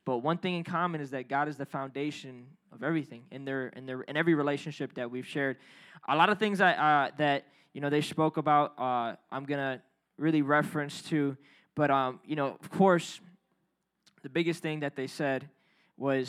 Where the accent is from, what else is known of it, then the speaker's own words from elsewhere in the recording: Chicago, Illinois, United States; we city folk here, right? We grew up in Chicago.